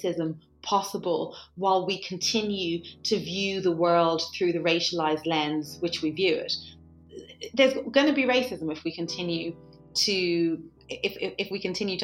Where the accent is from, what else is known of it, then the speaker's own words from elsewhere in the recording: Ireland; growing up in Ireland